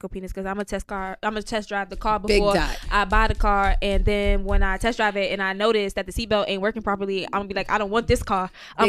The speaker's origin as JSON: {"language": "English", "town": "New York City", "region": "New York", "country": "United States", "said": "All of us from Brooklyn. We're all from Brooklyn."}